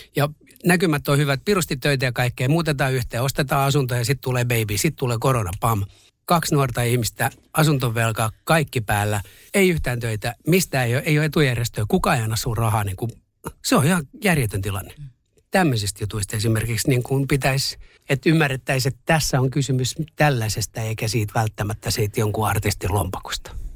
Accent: Masku, Southwest Finland, Finland; also born or lived in Turku; Mähän olin kuinkin viiden luokkaa, kun me muutettiin Turusta Maskuun siihen ky, niin kun Turun kylkeen kuntaan. Sitten mä elin siellä lapsuuteni ja nuoruuteni ja sitten taas takaisin Turkuun.

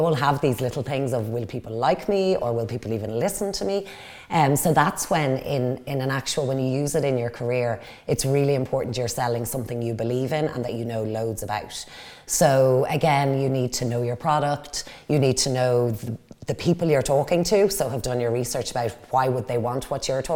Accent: Dublin, Leinster, Ireland; moved away as an adult; now in Wicklow, Ireland; I grew up in Dublin, so born and raised in Dublin. I live in Wicklow now

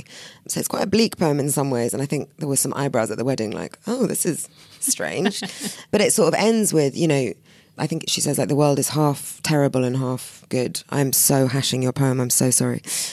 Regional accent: London, United Kingdom; I'm such a Londoner. I'm so bored by the tube.

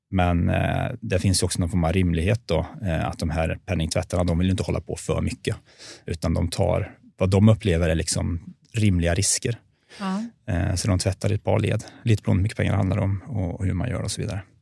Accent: Värmland, Sweden; accent: Värmland dialect

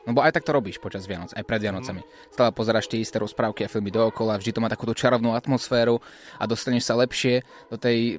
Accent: Slovakia; našou krásnou rodnou krajinou

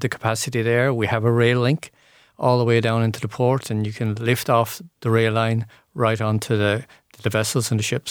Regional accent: Bridgetown, Ireland; where I was growing up in Bridgetown

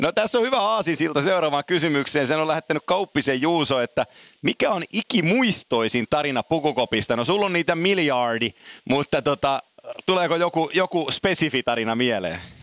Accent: Oulu, North Ostrobothnia, Finland; Mä oon syntynyt Oulussa, kun isäni meni kärppiin Tampereelta

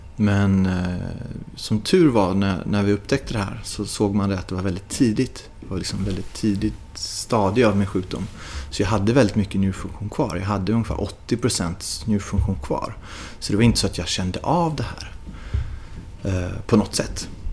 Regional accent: Sweden; moved away; när jag bodde hemma i Sverige

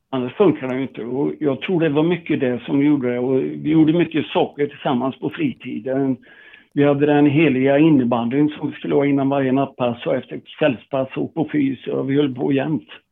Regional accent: Tibro, Västra Götaland, Sweden; moved away as an adult; där jag kom ifrån, Tibro

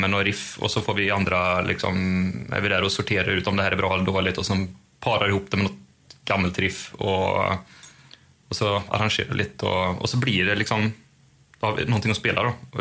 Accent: Sweden; vi är ju svenskar och har EU-pass

